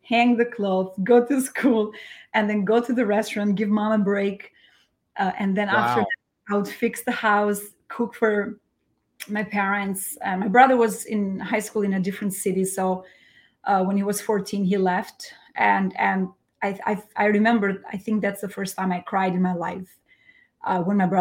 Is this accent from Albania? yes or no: yes; Fier, Fier County, Albania; first language Albanian; English is a second language; moved away as an adult; now in New York, United States; I was born and raised in Albania in a very, very small town called Hoxhar Ere in the city of Fier